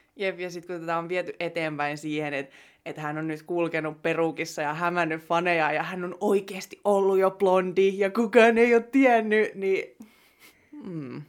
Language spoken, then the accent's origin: Finnish; Jyväskylä, Central Finland, Finland; täältä Jyväskylästä, jossa mekin ollaan niin kotoisin